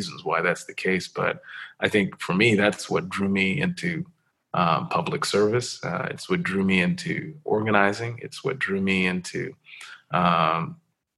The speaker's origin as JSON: {"language": "English", "town": "New York City", "region": "New York", "country": "United States", "tie": "born or raised there", "said": "I grew up in New York City, was born and raised there"}